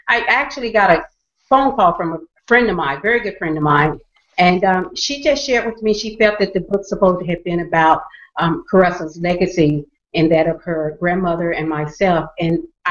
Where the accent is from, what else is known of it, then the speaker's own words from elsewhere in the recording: the South, United States; I grew up in the South